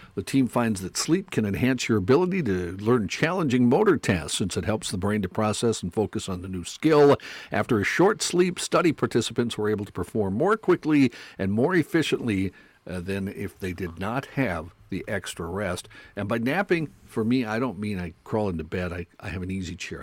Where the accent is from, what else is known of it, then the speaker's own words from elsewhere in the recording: North Dakota, United States; I grew up in North Dakota